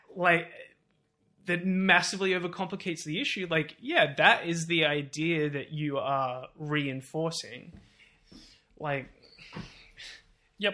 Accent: Australia

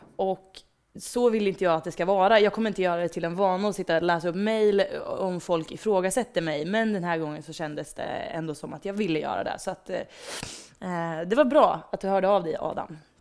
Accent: Degerfors, Örebro County, Sweden; jag växte upp i Degerfors.

